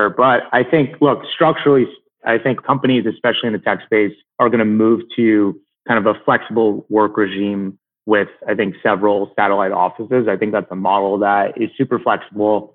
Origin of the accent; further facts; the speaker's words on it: New Jersey, United States; I grew up in New Jersey